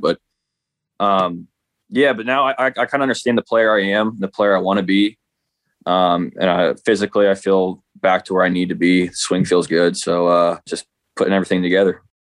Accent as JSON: {"language": "English", "region": "Midwest", "country": "United States", "said": "I'm from the Midwest"}